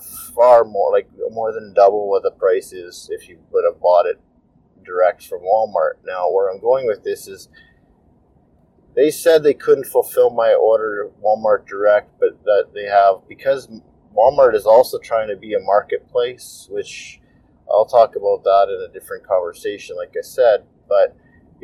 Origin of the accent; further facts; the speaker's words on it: Canada; I'm Canadian